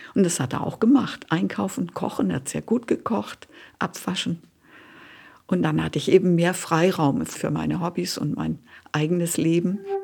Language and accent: German; Northern Germany, Germany; Ich bin auf dem Land aufgewachsen in Norddeutschland.